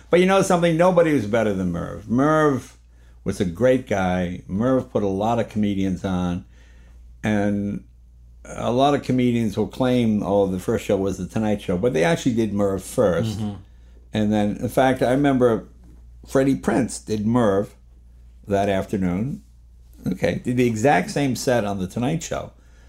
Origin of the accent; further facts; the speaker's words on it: New England, United States; But growing up in New England, you have a reverence to your elders, for lack of a better word.